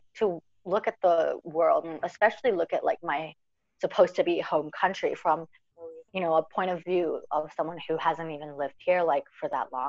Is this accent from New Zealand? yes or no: yes; New Zealand; like New Zealand's my home. I'm from New Zealand, obviously, you know, like that's where I'm from.